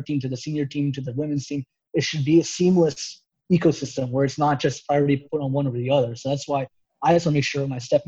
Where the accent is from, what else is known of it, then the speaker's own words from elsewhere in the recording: United States; being an American